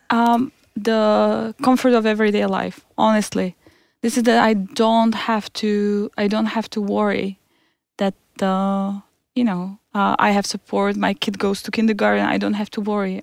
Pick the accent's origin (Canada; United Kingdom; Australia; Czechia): Czechia; moved away as an adult; now in Stockholm, Sweden; I'm, I'm from Czech Republic. I have been here for five years.